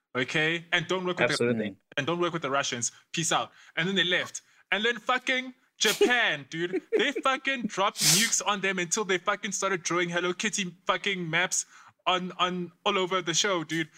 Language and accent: English; DR Congo; now in South Africa; My home country, yeah. The Democratic Republic of Congo